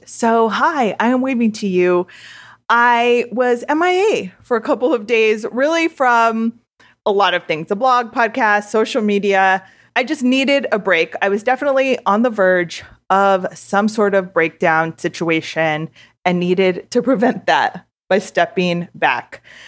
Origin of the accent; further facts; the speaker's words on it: Southern California, United States; I am born and raised in Southern California